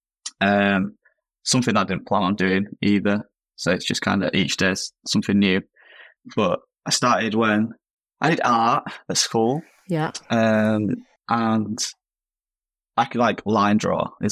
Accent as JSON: {"language": "English", "town": "Leeds", "region": "Yorkshire and the Humber", "country": "United Kingdom", "said": "I'm from Leeds in the UK"}